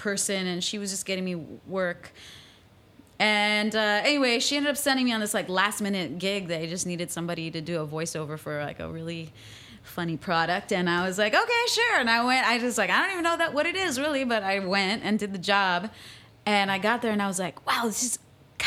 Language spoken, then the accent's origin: English; Midwest, United States; moved away as an adult; also born or lived in Mexico / St. Louis / California; now in New York, United States; I grew up in the Midwest